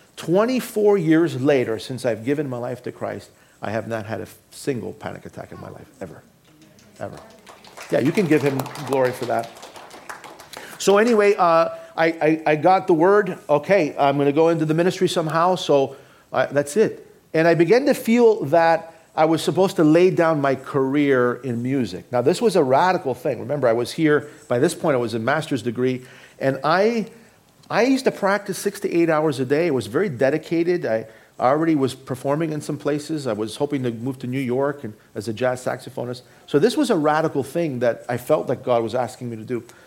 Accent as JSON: {"language": "English", "town": "Toronto", "region": "Ontario", "country": "Canada", "tie": "born or raised there", "also_born_or_lived": "Boston", "moved": "yes", "said": "I grew up in Toronto, Canada."}